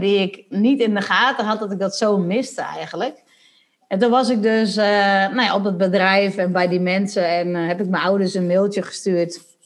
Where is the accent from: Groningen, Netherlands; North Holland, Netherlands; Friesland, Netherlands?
Friesland, Netherlands; Sondel; ik ben, eh, geboren in Sondel. Dat ligt vlakbij Lemmer in Friesland. En, eh, ik ben ge-, groot geworden in een gezin met, eh, nog twee zussen en nog één broer